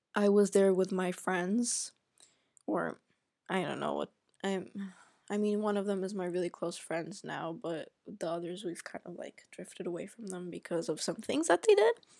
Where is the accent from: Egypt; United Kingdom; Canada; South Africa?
Egypt; also born or lived in Sweden; now in Germany; I grew up in Egypt